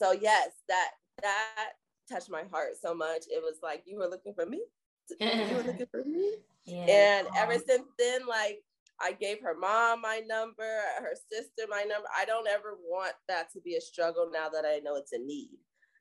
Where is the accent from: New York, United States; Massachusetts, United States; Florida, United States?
Florida, United States; now in Texas, United States; I'm from Florida